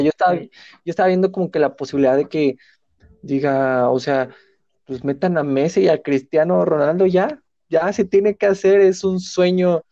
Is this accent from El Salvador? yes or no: no; Mexico; Así somos los mexicanos